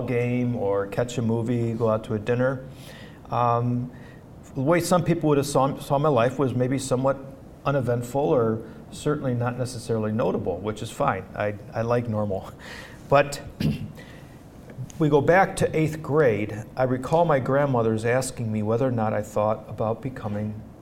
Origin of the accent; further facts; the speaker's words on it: outside of Detroit, Michigan, United States; now in Steubenville, United States; I grew up outside of Detroit